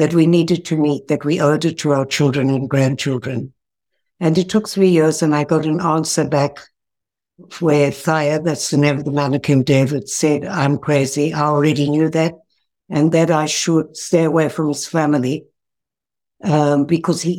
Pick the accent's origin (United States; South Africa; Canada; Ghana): South Africa; now in Israel; I was born in South Africa